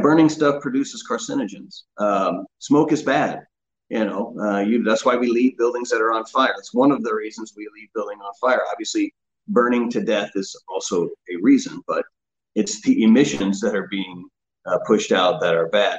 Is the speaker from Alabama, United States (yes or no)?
no; Oklahoma, United States; moved away as an adult; also born or lived in Huntington Beach, California; I grew up in Oklahoma